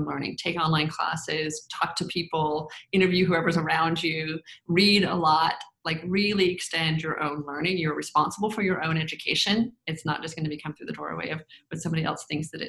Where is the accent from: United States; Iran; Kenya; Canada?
United States; the South; I grew up in the South, in the 80s is when I graduated from college.